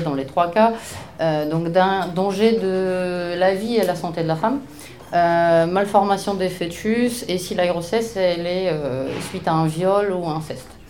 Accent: Poland; French is a second language; now in Paris, France; je suis polonaise

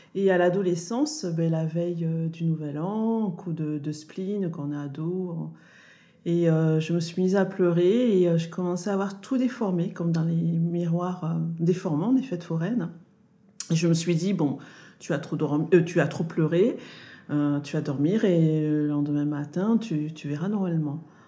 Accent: Toulouse, Occitania, France; je suis née à Toulouse

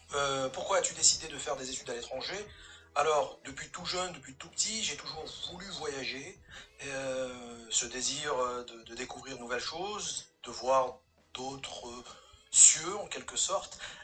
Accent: Béjaïa, Béjaïa Province, Algeria; moved away as an adult; also born or lived in Marseille, France / Aix-en-Provence, France; j'ai 36 ans, je viens de Béjaïa en Algérie

